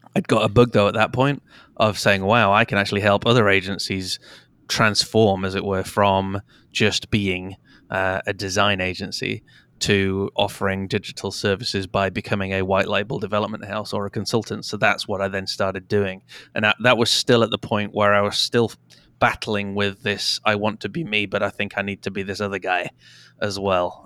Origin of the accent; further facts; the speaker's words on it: United Kingdom; also born or lived in Canada; I was four, uh, and have since lived in the U K